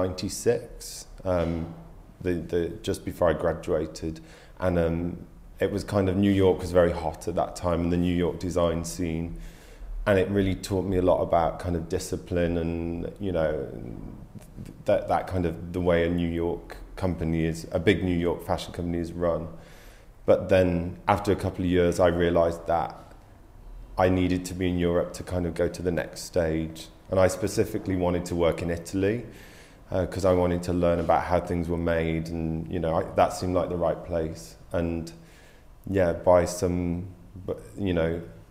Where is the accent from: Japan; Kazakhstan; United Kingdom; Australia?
United Kingdom; Carlisle, North West England; moved away; also born or lived in Yorkshire / London; I grew up in the north of England. I was born in Yorkshire and then grew up later in Cumbria, Carlisle